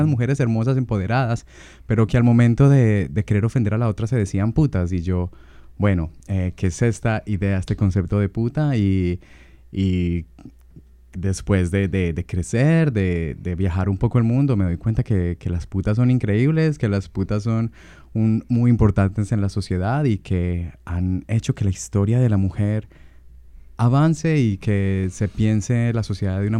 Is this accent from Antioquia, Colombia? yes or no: yes; Medellín, Antioquia, Colombia; De Medellín.